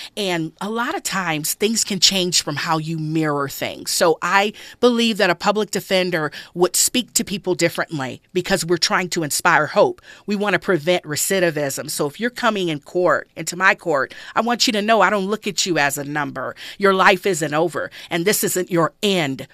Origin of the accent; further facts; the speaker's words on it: Los Angeles, California, United States; I grew up in South Central Los Angeles